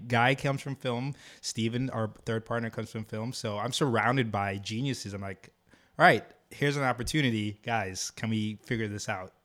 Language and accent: English; Jamaica; moved away; also born or lived in Harlem, New York; I'm from Jamaica